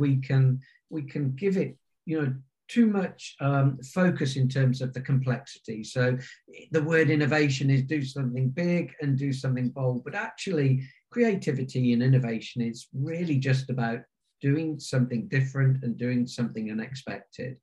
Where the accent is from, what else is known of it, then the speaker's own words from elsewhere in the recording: Warwickshire, rural England, West Midlands, United Kingdom; since I was around 13 years of age in my grandparents' village pub in the centre of Warwickshire in rural England